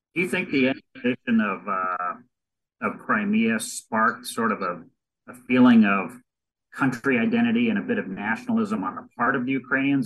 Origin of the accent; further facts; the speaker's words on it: United States; as an American